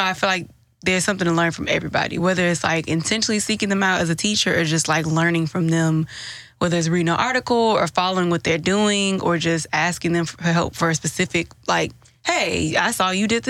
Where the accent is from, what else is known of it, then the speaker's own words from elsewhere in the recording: Houston, Texas, United States; because I'm from Houston.